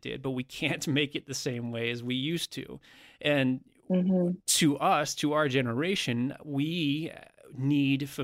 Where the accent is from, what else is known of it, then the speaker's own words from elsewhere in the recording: United States; somebody who was born and raised and lived in America my entire life